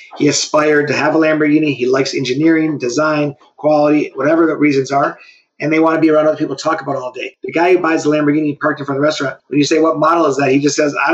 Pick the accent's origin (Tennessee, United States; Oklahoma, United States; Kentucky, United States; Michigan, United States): Michigan, United States; Detroit; I grew up around cars on Woodward. My dad was a hot rodder, chopping up cars in our garage